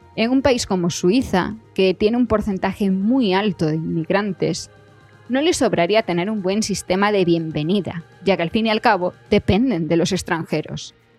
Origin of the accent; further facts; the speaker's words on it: Galicia, Spain; moved away as an adult; also born or lived in Madrid / Switzerland; yo soy gallega